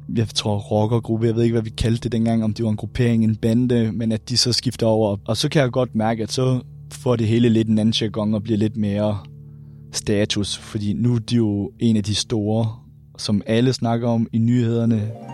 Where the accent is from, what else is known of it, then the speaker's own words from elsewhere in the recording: Randers, Central Denmark Region, Denmark; jeg kommer fra Randers her